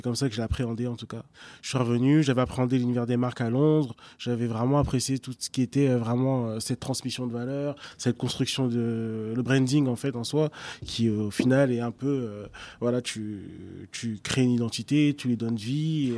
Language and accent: French; Évry, Île-de-France, France; also born or lived in Argenteuil / Savigny-le-Temple / London; j'ai grandi en effet entre Argenteuil, Évry et Savigny-le-Temple. j'ai passé plus clair de, de, mon enfance à Évry.